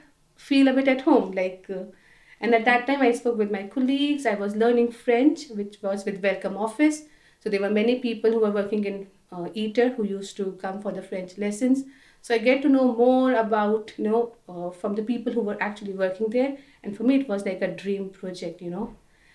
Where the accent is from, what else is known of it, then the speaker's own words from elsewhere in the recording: Delhi, India; moved away as an adult; now in France; So I'm originally from India. I was born and brought up in Delhi. I did all my education there